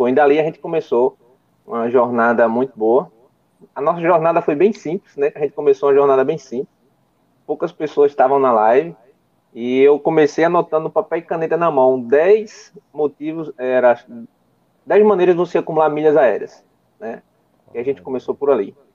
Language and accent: Portuguese; Timbaúba, Pernambuco, Brazil; É, eu sou do Nordeste, eu sou aqui de Timbaúba, Pernambuco, fica aproximadamente a 100 quilômetros do Recife e 90 quilômetros de João Pessoa, né?